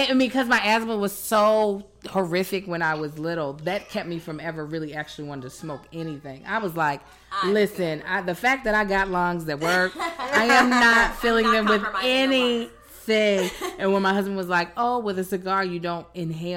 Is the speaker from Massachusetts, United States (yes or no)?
no; Baltimore, Maryland, United States; now in Los Angeles, United States; I was born in Baltimore. You know, Baltimore, we got real